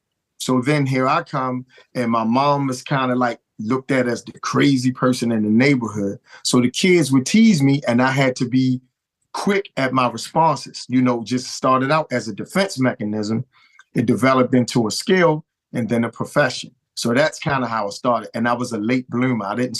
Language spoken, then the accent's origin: English; Baltimore, Maryland, United States; I grew up in the Douglas Projects, man. I was born in Flag House Projects. And then when I turned 4, we moved up in the same housing projects that my grandmother lived in, Douglas Projects.